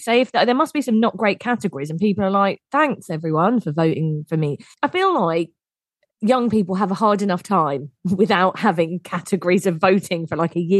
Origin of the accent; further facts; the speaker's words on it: England, United Kingdom; We are but two English women